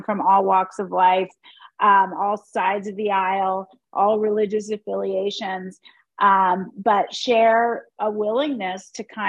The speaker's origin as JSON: {"language": "English", "region": "Pennsylvania", "country": "United States", "tie": "born or raised there", "moved": "as an adult", "lives_now": "San Francisco, United States", "said": "Well, I was born in Pennsylvania and I grew up in Pennsylvania."}